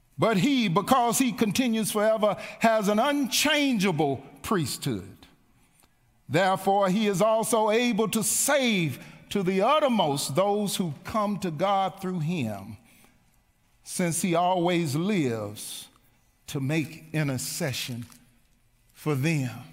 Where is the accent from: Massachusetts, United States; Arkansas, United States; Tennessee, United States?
Tennessee, United States; Mount Juliet; As a little boy growing up on Lowell Grove here in Mount Juliet